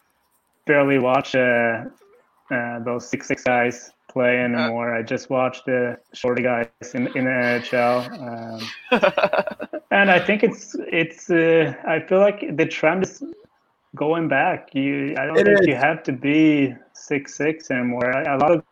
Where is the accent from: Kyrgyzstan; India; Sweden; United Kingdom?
Sweden; Stockholm, Stockholm County; moved away as an adult; my hometown, Stockholm